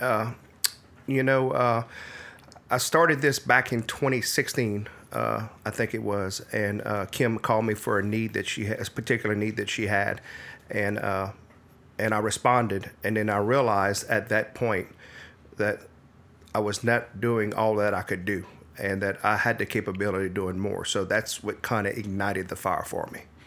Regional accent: Midland, Louisiana, United States; Actually, I'm from Acadia Parish, a little town called Midland, Louisiana.

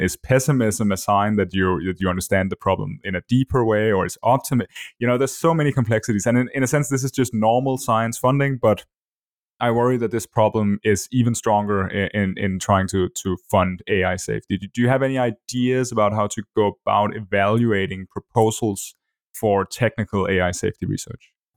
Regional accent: Denmark; first language Danish; English is a second language; my native language

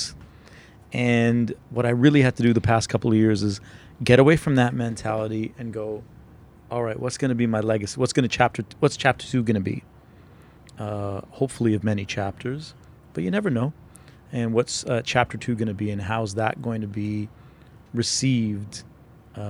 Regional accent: Calgary, Alberta, Canada; also born or lived in Toronto; I grew up in Calgary. I was born in Toronto, but when I was two, we moved to Calgary

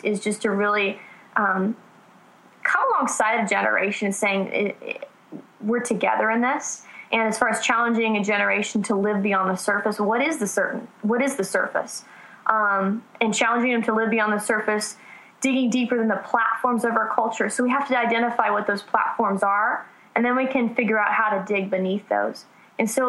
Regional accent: Southern California, United States; I'm from Southern California, so L.A. is a lot closer than Nashville

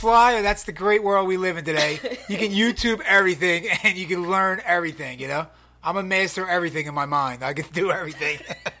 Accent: Philadelphia, Pennsylvania, United States; moved away as an adult; now in California, United States; We are both from Philadelphia, Pennsylvania.

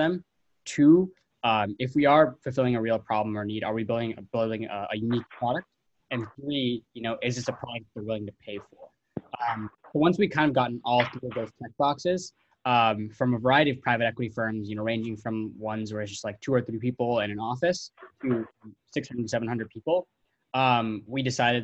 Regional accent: Milwaukee, Wisconsin, United States; my hometown of Milwaukee

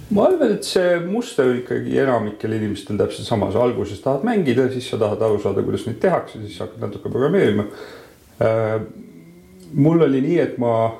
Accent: Tartu, Tartu County, Estonia; mina olen Tartus, Tartus sündinud ja kasvanud

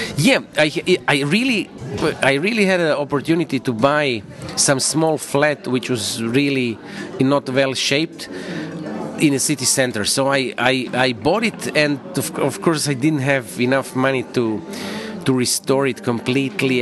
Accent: Zagreb, City of Zagreb, Croatia; my hometown

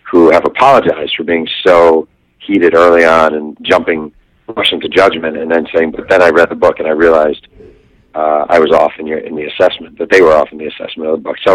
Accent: New York, United States; I mean, I grew up in New York, right in that era. I mean, that was my boyhood.

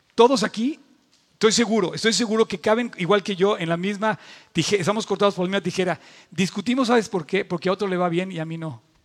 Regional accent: Mexico

